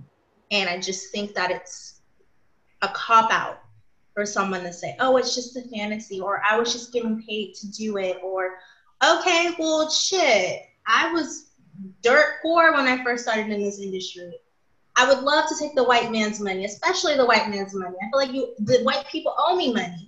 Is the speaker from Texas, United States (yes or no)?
no; Los Angeles, California, United States; accent: Valley; now in Bay Area, United States; I'm from the Valley of LA. Before I moved up to the Bay Area, I talked so Valley. I still kind of do.